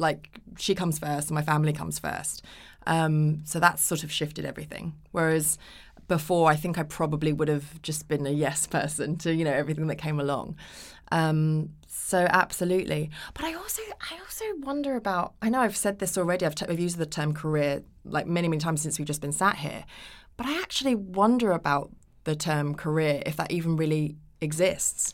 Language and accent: English; United Kingdom; also born or lived in Japan / Los Angeles, United States; we came back to the U K, and that's where I did the majority of my growing up